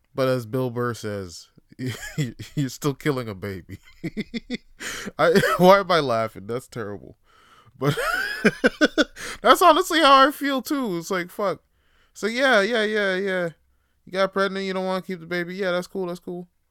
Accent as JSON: {"language": "English", "town": "Toronto", "region": "Ontario", "country": "Canada", "said": "I'm voting for uh, a new mayor in my city, Toronto"}